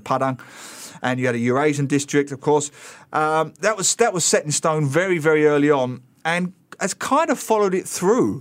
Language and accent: English; England, United Kingdom; moved away; I'm an Englishman.